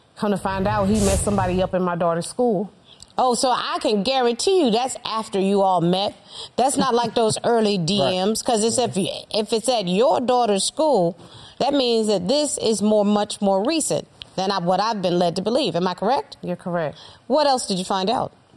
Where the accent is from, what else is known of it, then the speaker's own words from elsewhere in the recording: North Carolina, United States; I'm from North Carolina, so it would be that red clay dirt